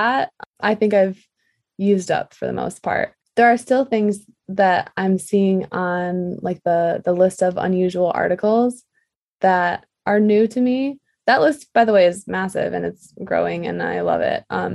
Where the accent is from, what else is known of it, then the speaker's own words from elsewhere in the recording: Michigan, United States; moved away; also born or lived in New York City; I'm from Michigan